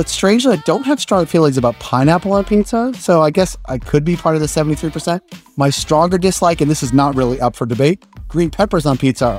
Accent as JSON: {"language": "English", "region": "New England", "country": "United States", "said": "besides the fact that I am from New England."}